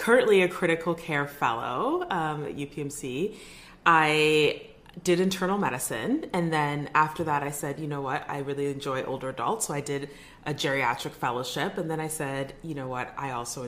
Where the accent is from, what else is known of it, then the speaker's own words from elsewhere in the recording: Edmonton, Alberta, Canada; moved away; I'm from Edmonton. I was born in Edmonton